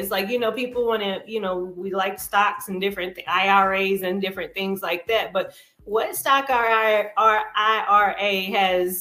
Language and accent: English; Madison, North Carolina, United States; also born or lived in Greensboro Triad area; now in Charlotte, United States; Madison, North Carolina, my hometown.